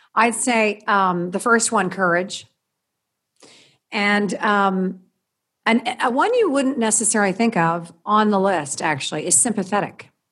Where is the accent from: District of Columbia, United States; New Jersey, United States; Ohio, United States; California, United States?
District of Columbia, United States; Washington; also born or lived in Maryland; I grew up in the Washington, D C area